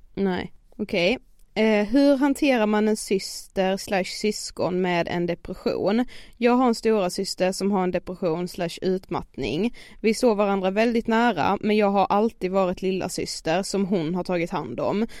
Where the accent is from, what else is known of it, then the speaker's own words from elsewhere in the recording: Karlshamn, Blekinge, Sweden; moved away as an adult; now in Stockholm, Sweden; varit hemma i Karlshamn nu i så här två veckor